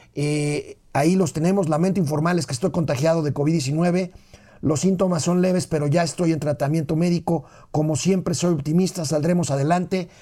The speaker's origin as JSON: {"language": "Spanish", "country": "Mexico"}